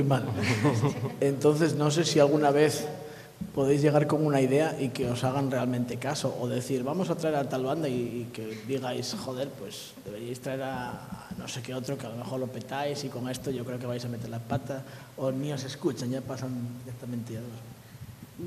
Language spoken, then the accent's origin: Spanish; Turón, Asturias, Spain; yo vengo de Turón